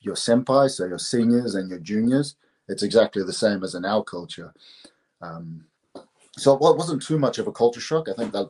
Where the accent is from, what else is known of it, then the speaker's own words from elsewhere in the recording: New Zealand; say I'm New Zealander. I say I'm Māori. So we're like the indigenous people of New Zealand, which you can see here, right at this Māori flag.